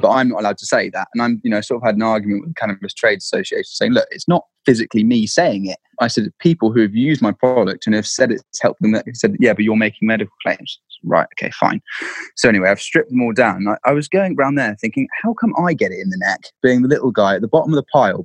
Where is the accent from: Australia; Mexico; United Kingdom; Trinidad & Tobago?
United Kingdom; Dorset, South West England; I grew up in Dorset.